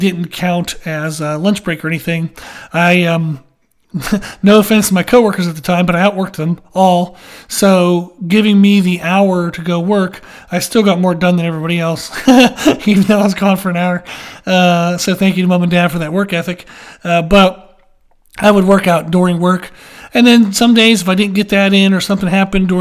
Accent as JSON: {"language": "English", "region": "Pennsylvania", "country": "United States", "tie": "born or raised there", "said": "I grew up in Pennsylvania"}